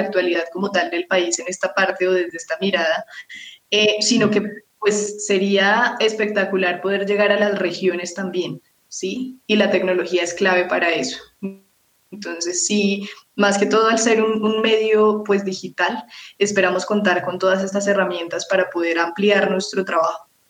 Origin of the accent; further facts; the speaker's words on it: Colombia; como colombianos, eh, si, tenemos ese sentido de pertenencia por nuestro país